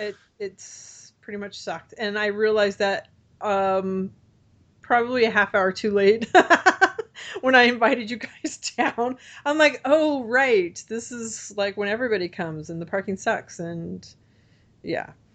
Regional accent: Orange, California, United States; also born or lived in Texas; I'm from Orange, but I don't, I don't, the county's huge

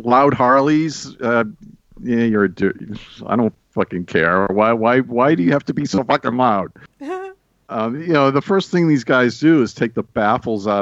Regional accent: Boston, Massachusetts, United States; moved away; I was from Boston with a weird accent

